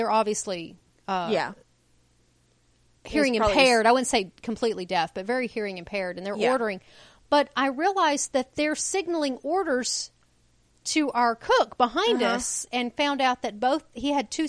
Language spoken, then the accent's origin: English; United States; as Americans, we are the only people who only speak one language.